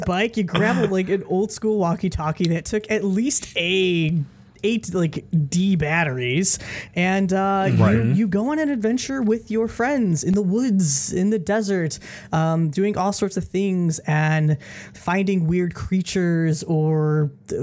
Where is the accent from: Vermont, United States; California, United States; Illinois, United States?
Illinois, United States; Chicago; I grew up in Chicago